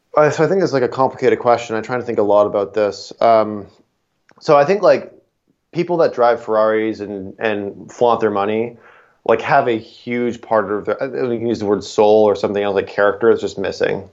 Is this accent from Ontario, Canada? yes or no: yes; Niagara, Ontario, Canada; grew up in Niagara for 18 years.